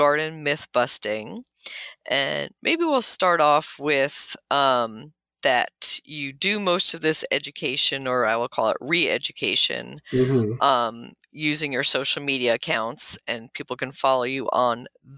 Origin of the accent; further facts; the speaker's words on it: Maryland, United States; I'm from Maryland, everybody thinks I'm in Baltimore